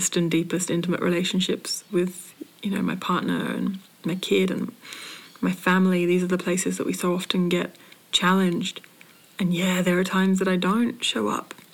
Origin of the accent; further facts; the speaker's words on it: United Kingdom; now in Australia; I was born in Britain. I now live as a colonizer on colonized land. Well, not on colonized, on Aboriginal land